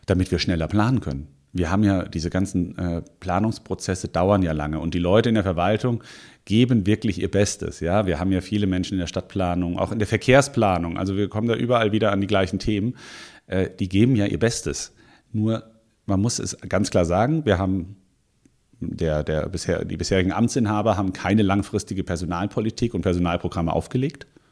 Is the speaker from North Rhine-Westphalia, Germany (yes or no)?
no; Offenbach district, Frankfurt area, Hesse, Germany; now in Mainz, Germany; ich bin im, äh, im Raum ähm, Frankfurt aufgewachsen, im Kreis Offenbach fairerweise